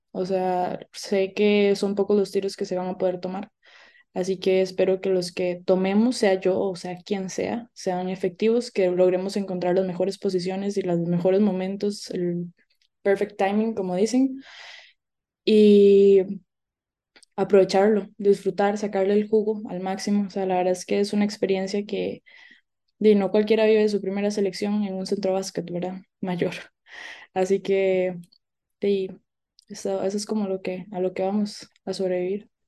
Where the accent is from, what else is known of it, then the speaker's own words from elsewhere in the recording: Naranjo, Alajuela, Costa Rica; venimos de Naranjo, ¿verdad? Un pueblito allá, allá